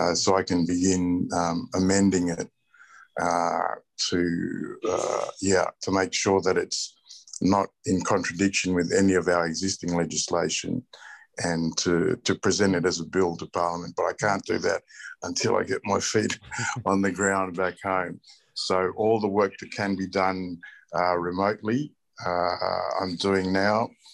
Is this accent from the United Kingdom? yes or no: no; Australia; I was born and raised in Australia